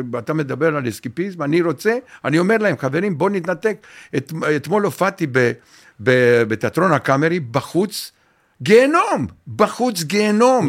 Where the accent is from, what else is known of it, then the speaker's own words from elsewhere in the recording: Romania; Hebrew is a second language; moved away as an adult; also born or lived in Bat Yam, Israel; now in Israel; בגיל אחד עשרה ברומניה